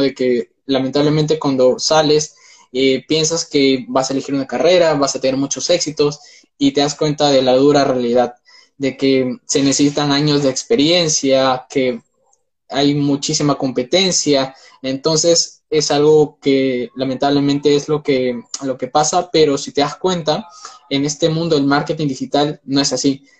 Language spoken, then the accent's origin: Spanish; Peru; tengo 19 años, soy de Perú